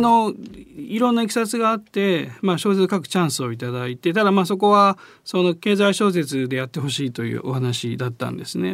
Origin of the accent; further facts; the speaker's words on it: Osaka, Japan; accent: Kansai dialect; 自分を大阪で生まれ育ってるので